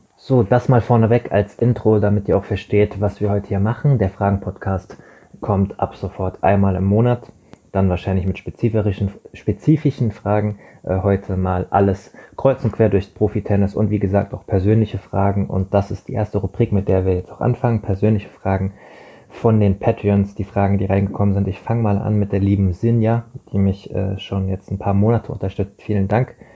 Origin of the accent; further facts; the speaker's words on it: Rheingau, near Wiesbaden, Hesse, Germany; moved away; in meiner Heimat, in meiner alten Heimat im Rheingau, in der Nähe von Wiesbaden am schönen Rhein